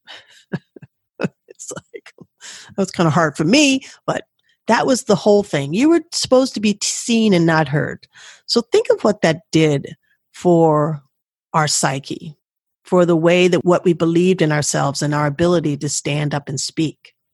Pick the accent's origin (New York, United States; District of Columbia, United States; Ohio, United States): District of Columbia, United States; Washington; I grew up in Washington, D.C.